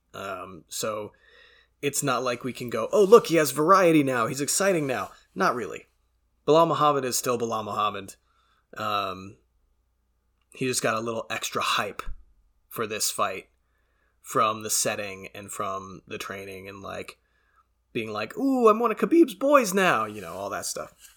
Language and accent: English; Canada; being Canadian and being exposed to a lot of French and a lot of French pronunciations over the years